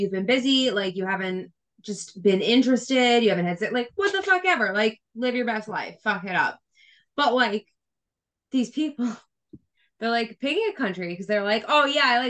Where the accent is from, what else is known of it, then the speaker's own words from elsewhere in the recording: United States; I'm white and American